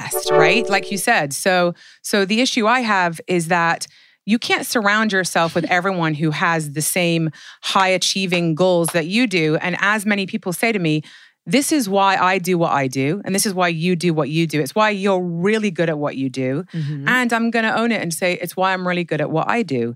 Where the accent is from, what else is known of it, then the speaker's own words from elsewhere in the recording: England, United Kingdom; I'm from England where it rains 362 days a year.